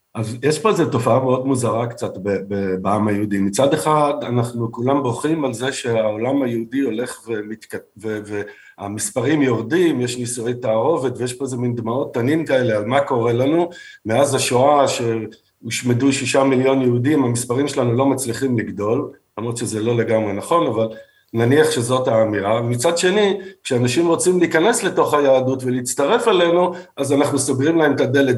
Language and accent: Hebrew; Israel; הישראלים שגדלנו ונולדנו פה